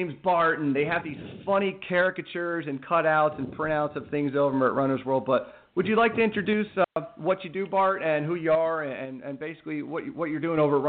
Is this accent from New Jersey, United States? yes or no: no; Reading, Pennsylvania, United States; You know, I'm actually from Reading, and I know you're up in the Bethlehem area, so we're not that far apart.